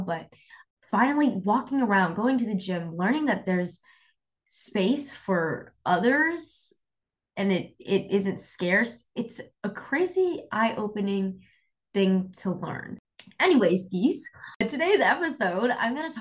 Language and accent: English; Sacramento, California, United States; I grew up in Sacramento